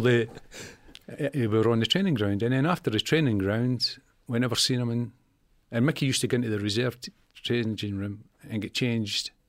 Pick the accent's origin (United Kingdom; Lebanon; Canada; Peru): United Kingdom; Scotland; moved away; also born or lived in Leeds; I came down from Leeds, uh, two Leeds from Scotland